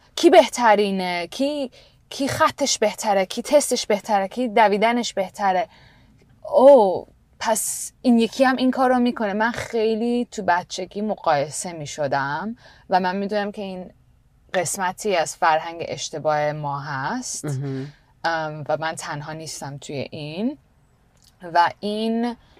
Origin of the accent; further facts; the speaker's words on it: Canada; moved away; also born or lived in India; من تو کانادا بزرگ شدم